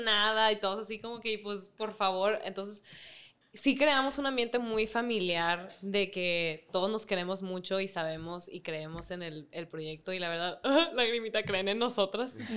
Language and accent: Spanish; Mexico; siendo mexicanas